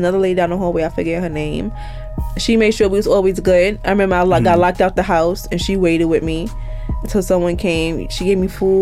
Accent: New York City, New York, United States; also born or lived in Harlem, New York City; I grew up in Van Dyke in Brownsville

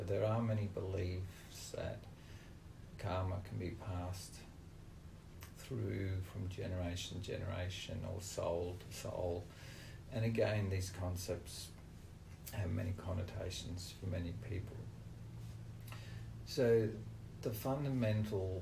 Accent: Australia; I was born in Australia on a farm with British parents

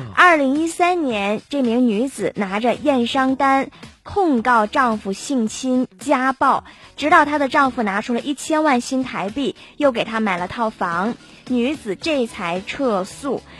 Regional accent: China; 我们嗯。大陆人才是真的土豪哦

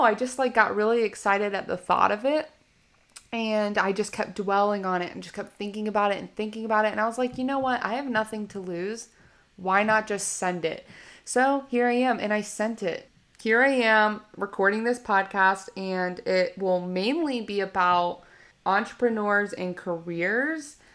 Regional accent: Richmond, Virginia, United States; I was born in Richmond, Virginia

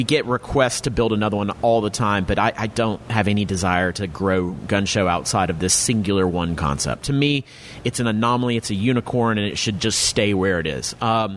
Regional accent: the South, United States; growing up in the South

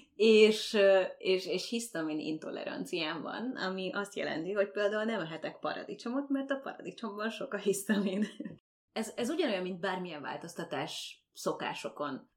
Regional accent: Székesfehérvár, Fejér, Hungary; moved away as an adult; now in Canada; Székesfehérvári vagyok

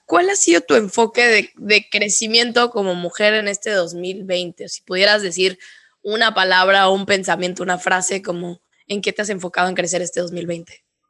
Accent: northern Mexico, Mexico; now in Mexico City, Mexico; sí soy mexicana, pero al final Día de Muertos nunca fue algo con lo que yo crecí

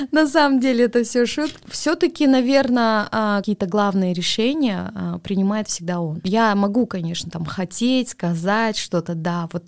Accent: Kazakhstan; Поэтому все-таки, ну мы же казахи, мы думаем об этом.

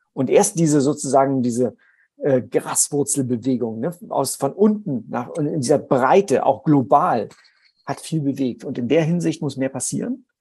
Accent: Germany; ich komme aus der DDR

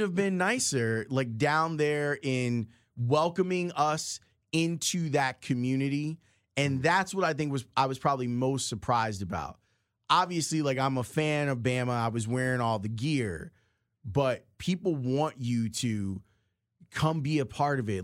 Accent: Chicago, Illinois, United States; accent: Chicago; when I speak, you can hear that I'm from Chicago.

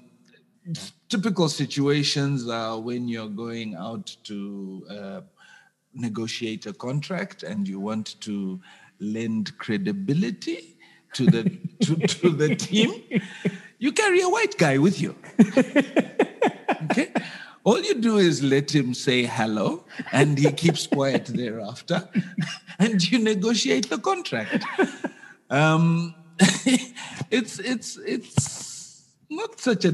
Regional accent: Zambia; I was born and raised in Zambia many, many years ago

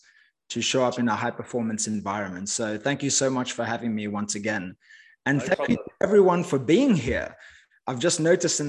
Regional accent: Cape Town, Western Cape, South Africa; moved away as an adult; I grew up in Cape Town, South Africa. As I mentioned, I lived there for the first 20 years of my life.

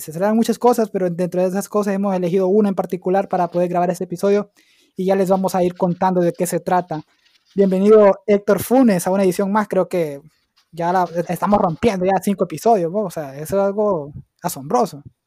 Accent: Santa Rosa, Santa Bárbara, Honduras; yo soy de Santa Bárbara y soy de Santa Rosa Santa Bárbara

